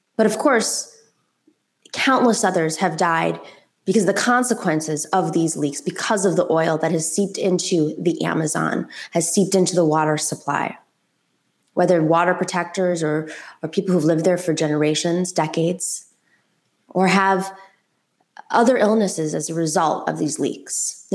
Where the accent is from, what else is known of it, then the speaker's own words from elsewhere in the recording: New York, United States; as a New Yorker